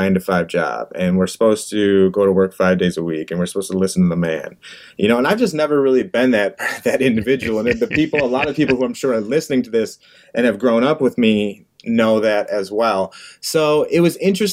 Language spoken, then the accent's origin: English; Livonia, Michigan, United States; Livonia, Michigan, my hometown